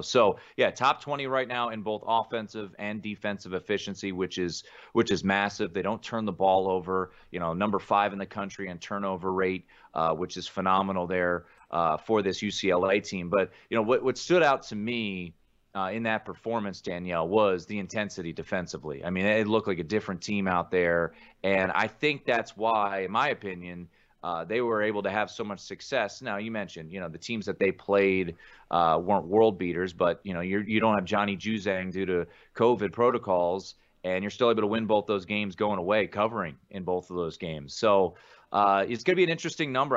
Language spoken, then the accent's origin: English; Washington, District of Columbia, United States; moved away as an adult; being from Washington, D C, growing up on the East Coast, going to college in, on the East Coast, uh, living there my whole life and then coming out here